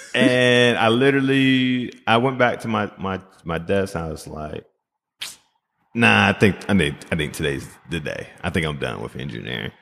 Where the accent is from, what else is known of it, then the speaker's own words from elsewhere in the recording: Greensboro, North Carolina, United States; also born or lived in Jamaica (ancestry); now in Minnesota, United States; from Greensboro, North Carolina